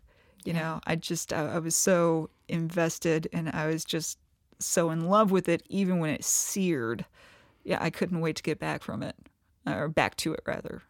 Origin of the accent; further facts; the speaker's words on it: Kentucky, United States; I guess I'm from the Appalachian part of Kentucky. I'm from East Kentucky.